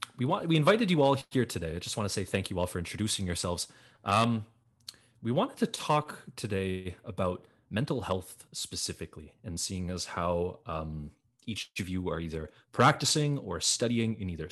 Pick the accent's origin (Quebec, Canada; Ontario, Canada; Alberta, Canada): Quebec, Canada; Listuguj Mi'gmaq First Nation; I'm from Listigouche Mi'kmaq First Nation